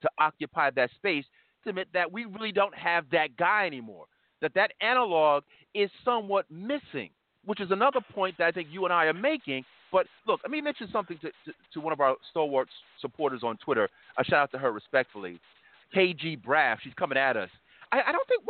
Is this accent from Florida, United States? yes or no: no; New York, United States; We're from New York